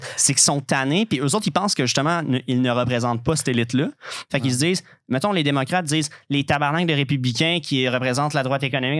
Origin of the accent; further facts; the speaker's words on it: Quebec, Canada; en tant que Québécois